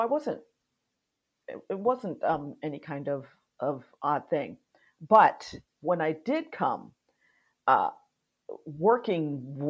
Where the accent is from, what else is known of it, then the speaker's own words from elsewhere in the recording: Miami, Florida, United States; moved away as an adult; now in Scotland, United Kingdom; by my accent, I am not Scottish or English or Welsh or British of any sort. I'm American, but I am Haitian American. I was born and raised in Miami, Florida.